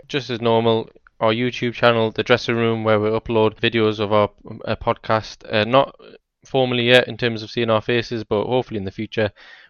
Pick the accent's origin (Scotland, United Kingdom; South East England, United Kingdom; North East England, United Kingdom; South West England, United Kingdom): North East England, United Kingdom; Newcastle; Like the Tyneside Derby, right? I grew up in Newcastle.